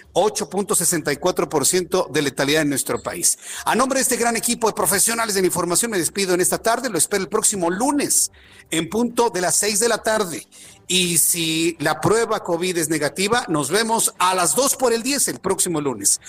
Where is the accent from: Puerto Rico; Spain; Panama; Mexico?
Mexico; nosotros como mexicanos